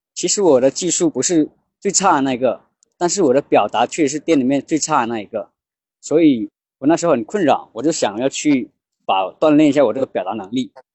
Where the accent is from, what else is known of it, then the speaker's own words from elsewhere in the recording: Laibin, Guangxi, China; 我来自广西来宾，我的职业是一名发型师